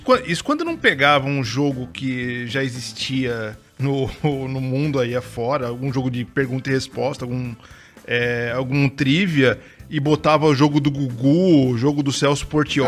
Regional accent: São Paulo, Brazil; now in Santa Catarina, Brazil; eu sou de São Paulo, né? Eu passei minha infância inteira em São Paulo. Moro em Santa Catarina há muitos anos

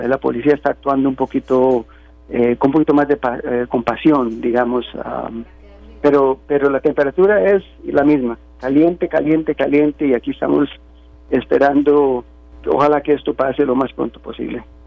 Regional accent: Costa Rica; now in United States; soy tico

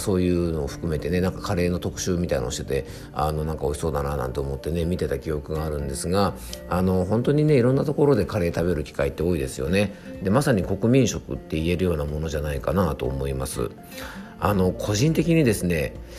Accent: Yamanashi, Japan; 僕の地元のね山梨県

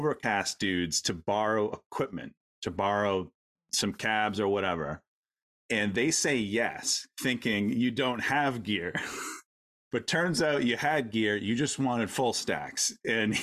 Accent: Maine, United States; we're from Maine

